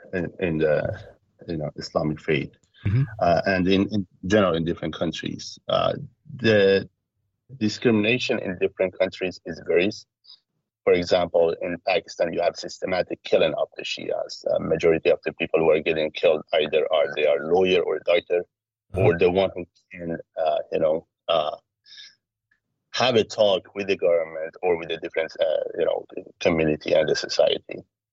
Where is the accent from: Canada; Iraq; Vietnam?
Iraq; born there; because I was born in Iraq. I'm from Iraqi father, Iranian mother. Lived all around the world due to many issues.